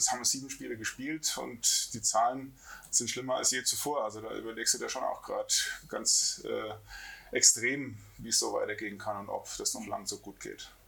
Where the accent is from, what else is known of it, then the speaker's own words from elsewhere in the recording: Mainz, Rhineland-Palatinate, Germany; ich komme ja aus Mainz